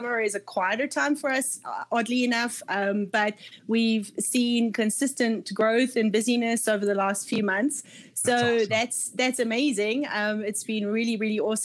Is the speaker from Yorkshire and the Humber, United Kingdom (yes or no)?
no; Scotland, United Kingdom; moved away as an adult; I'm Scottish by nationality or heritage. My parents are Scots